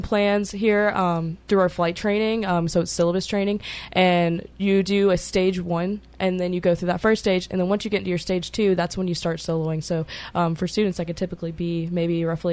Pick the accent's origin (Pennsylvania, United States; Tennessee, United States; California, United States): Tennessee, United States; Jackson; I'm from West Tennessee, so Jackson, Tennessee